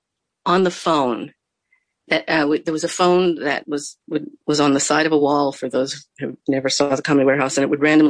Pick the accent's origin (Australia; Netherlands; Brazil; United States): United States; New Jersey; we grew up in New Jersey